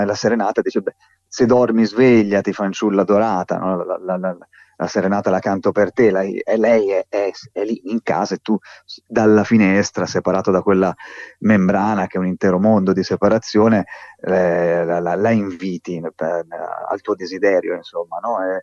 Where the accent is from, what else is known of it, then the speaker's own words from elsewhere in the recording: Tuscany, Italy; io di, di qui sono